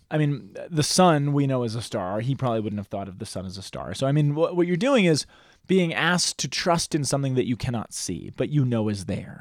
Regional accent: United States

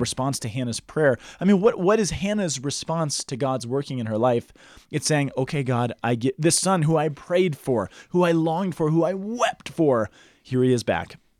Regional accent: Boulder, Colorado, United States; born or raised there

